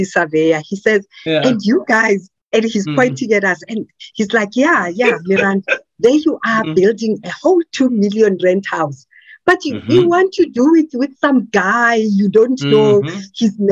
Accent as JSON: {"language": "English", "town": "Soweto", "region": "Gauteng", "country": "South Africa", "tie": "born or raised there", "said": "When I grew up in Soweto"}